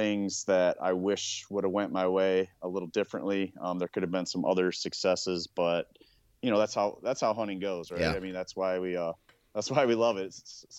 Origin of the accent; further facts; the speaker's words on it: Ohio, United States; in my home state. Even in Ohio